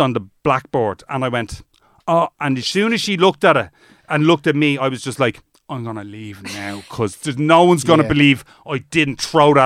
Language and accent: English; Dublin, Leinster, Ireland; also born or lived in Egypt; I grew up in Rathfarnham in Nutgrove